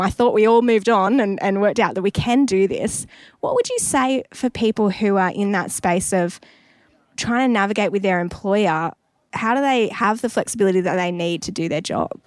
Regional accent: Newcastle, New South Wales, Australia; Newcastle, which is my hometown, as a Newey local

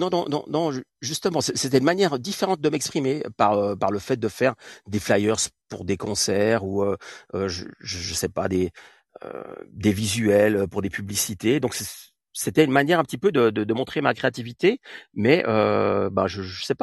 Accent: Catalonia, Spain; je viens aussi euh, d'Espagne, donc surtout sur, la côte vers Tarragone et, Barcelone.

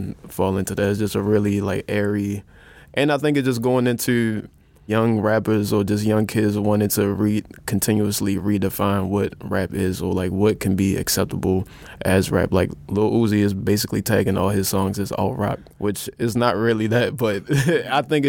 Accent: Baltimore, Maryland, United States; I'm from Baltimore

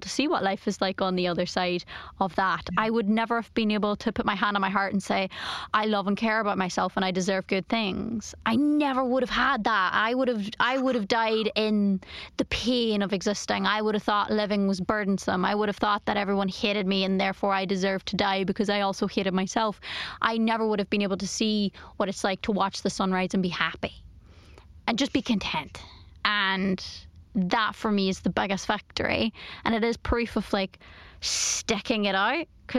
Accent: Ireland; I'm Irish

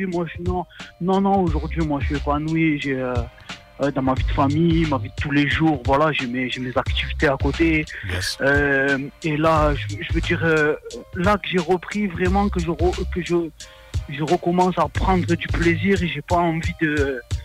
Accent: Marseille, Provence-Alpes-Côte d'Azur, France; je viens de Marseille

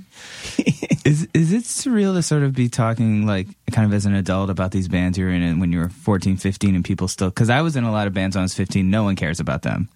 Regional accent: Cleveland, Ohio, United States; moved away; growing up in Cleveland

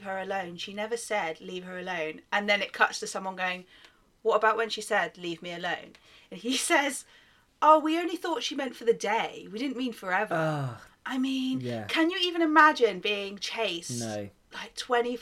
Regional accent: United Kingdom; accent: British; my British accent

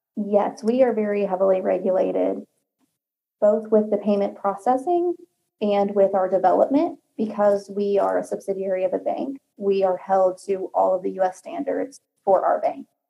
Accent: Kansas City, United States; moved away; I'm originally from Kansas City

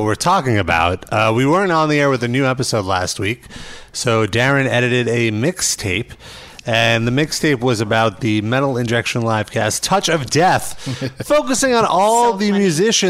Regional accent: New York City, New York, United States; I'm from Brooklyn, New York. Sure. That's where I was born and raised.

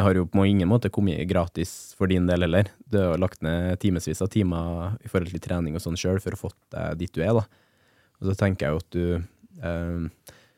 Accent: Levanger, Trøndelag, Norway; på Levanger der jeg er fra

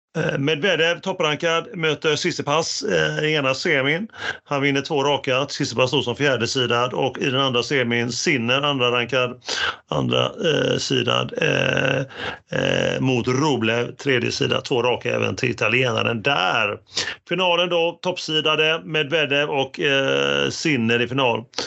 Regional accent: Gothenburg, Västra Götaland, Sweden; som vi göteborgare säger, trökiga

